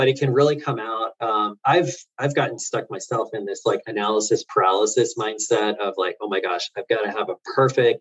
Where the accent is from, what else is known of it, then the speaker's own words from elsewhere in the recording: Florida, United States; I grew up in Florida.